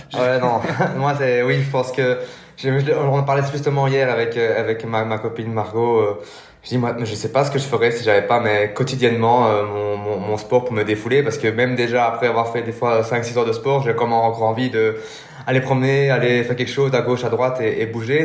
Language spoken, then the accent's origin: French; Belgium; je suis belge